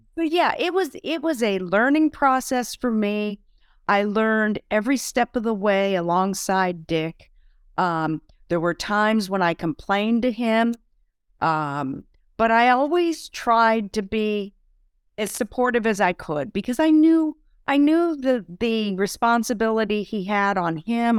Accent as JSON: {"language": "English", "region": "Vermont", "country": "United States", "also_born_or_lived": "Heidelberg", "moved": "as an adult", "said": "we're both from Vermont, we'd go back home to Vermont"}